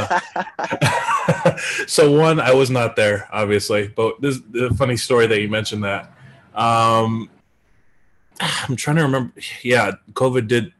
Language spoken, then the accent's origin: English; Detroit, Michigan, United States; I'm from Detroit